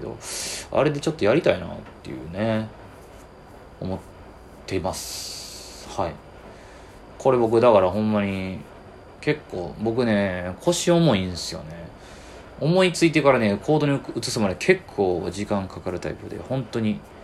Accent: Kyoto, Japan; 京都好きで京都生まれで

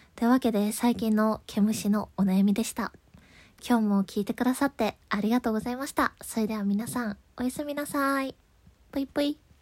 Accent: Kansai, Japan; 関西で生まれ育った

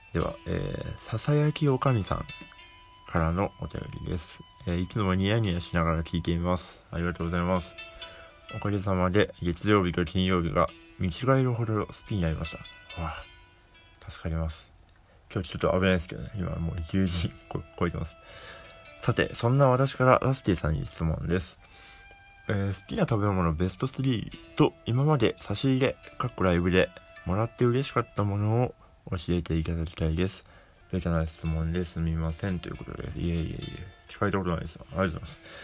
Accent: Hokkaido, Japan; moved away; 北海道出身なので

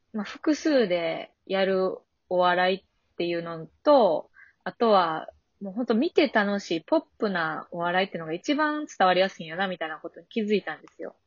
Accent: Osaka, Japan; accent: Kansai dialect; moved away as an adult; now in Tokyo, Japan; 大阪の本当にそれこそナバーグランド花月の近くに子供の時家あって、そんなもう一番の大阪

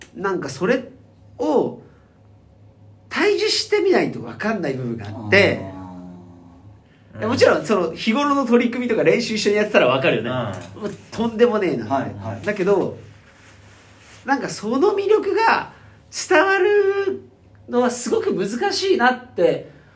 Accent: Sapporo, Hokkaido, Japan; 地元の札幌

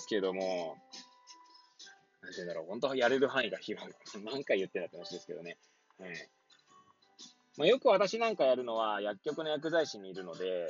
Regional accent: Hachioji, Tokyo, Japan; moved away as an adult; now in Kamaishi, Japan; 八王子生まれ、八王子育ち、震災の前年より、釜石で働く

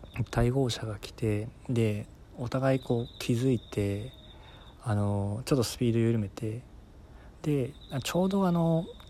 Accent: Fukuoka, Japan; 地元が福岡

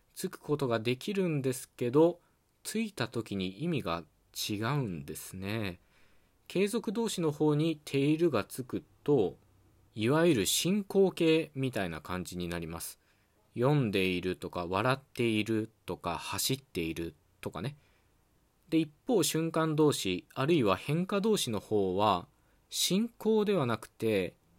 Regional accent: western Japan, Japan; accent: Western Japanese dialect; 僕はね西日本の方言の話者なので

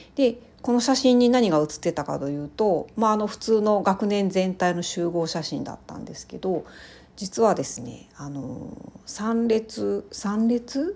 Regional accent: rural Ehime Prefecture, Japan; moved away; 私、あの、愛媛県のすごい田舎の出身

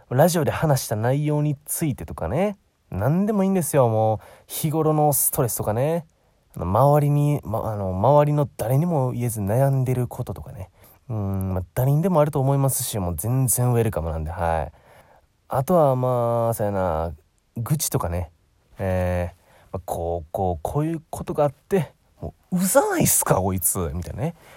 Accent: Osaka, Japan; 僕、大阪出身なんですけど

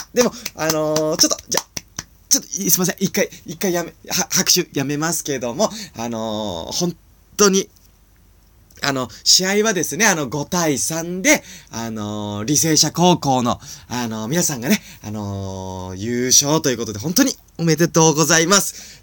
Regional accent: Nagano, Japan; 長野県出身なんですね

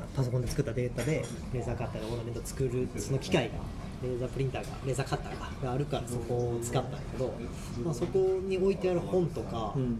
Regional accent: Kagawa, Japan; now in Chiba, Japan; この間までその地元の香川に嫁さんと子供と帰る方向で考えとったりしたけど

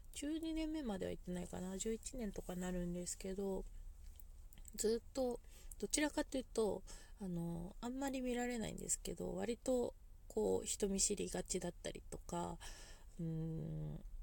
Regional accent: Niigata, Japan; 私たちこう新潟に長く住んでいる人間だったりとか

